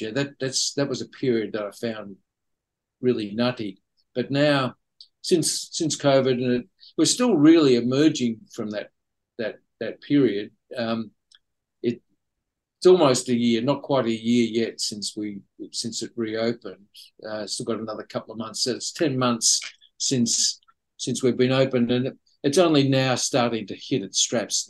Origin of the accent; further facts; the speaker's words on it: Australia; moved away as an adult; now in Shanghai, China; I live in a city which has as many people living in it as my home country of Australia has